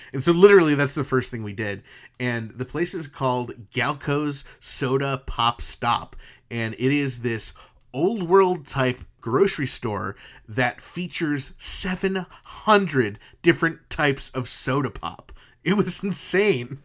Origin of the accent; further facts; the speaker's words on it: East Coast, United States; we're from the East Coast